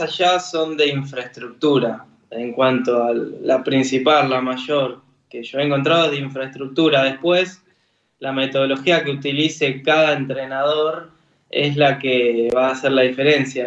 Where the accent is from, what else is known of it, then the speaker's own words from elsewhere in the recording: Argentina; siendo argentino